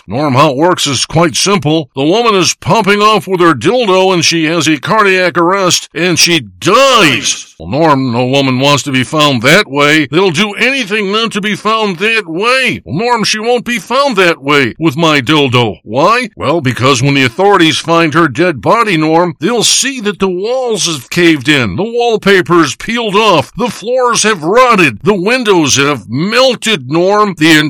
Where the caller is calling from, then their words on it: Big Bay, Michigan, United States; I'm calling you from Big Bay, Michigan.